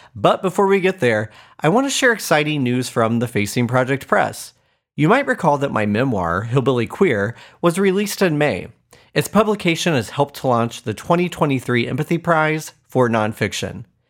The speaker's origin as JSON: {"language": "English", "town": "Muncie", "region": "Indiana", "country": "United States", "tie": "born or raised there", "said": "The three stories you'll hear are all from my hometown of Muncie, Indiana"}